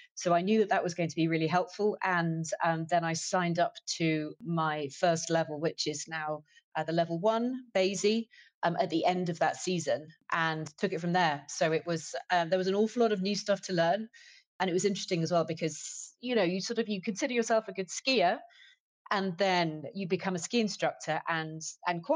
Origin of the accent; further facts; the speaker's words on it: United Kingdom; also born or lived in Munich, Germany / London / Frankfurt, Germany; as a British person